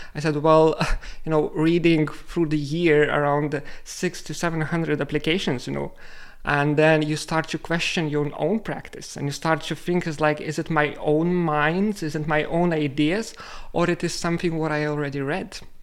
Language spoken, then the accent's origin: English; Lithuania; moved away as an adult; now in Reykjavik, Iceland; I am originally from Lithuania